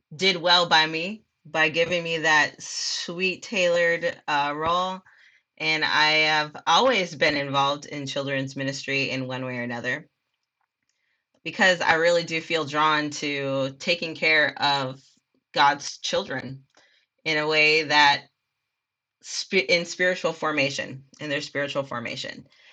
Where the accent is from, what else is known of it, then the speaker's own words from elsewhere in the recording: Minneapolis, Minnesota, United States; moved away as an adult; now in Texas, United States; I grew up in Minneapolis, Minnesota, South Side